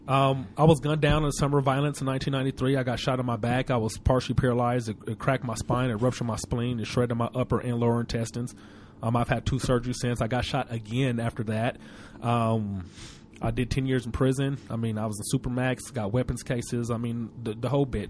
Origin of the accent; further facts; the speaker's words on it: Denver, Colorado, United States; I'm from Denver